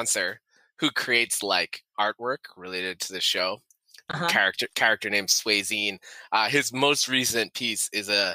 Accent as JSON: {"language": "English", "town": "Lynn", "region": "Massachusetts", "country": "United States", "tie": "born or raised there", "said": "I grew up in a city called Lynn"}